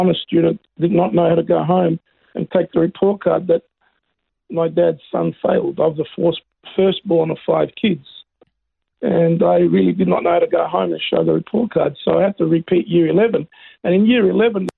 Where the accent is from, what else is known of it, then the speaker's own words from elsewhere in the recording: Melbourne, Victoria, Australia; also born or lived in Greece / Yarrawonga; I grew up in Melbourne.